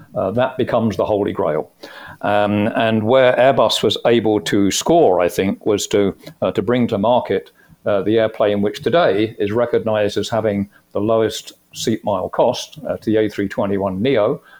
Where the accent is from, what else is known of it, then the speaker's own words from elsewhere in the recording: United Kingdom; moved away as an adult; also born or lived in Phoenix; I came from the UK originally. You could probably guess that uh, from my accent.